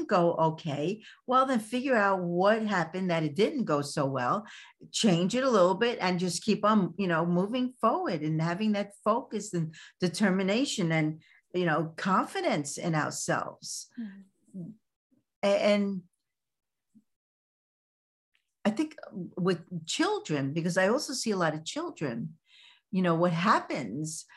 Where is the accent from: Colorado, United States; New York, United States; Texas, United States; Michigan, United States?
New York, United States; New York City; accent: Brooklyn; moved away; I'm from Brooklyn. I still speak Brooklyn